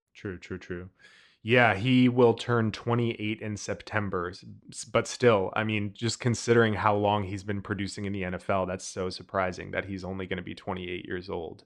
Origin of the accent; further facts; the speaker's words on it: Texas, United States; we're all from Texas, so we kinda know a little bit of Spanish by osmosis